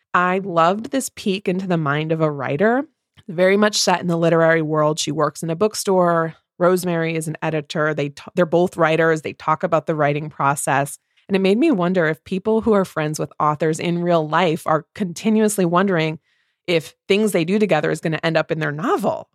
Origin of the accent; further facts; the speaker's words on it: Midwest, United States; two Midwest mood readers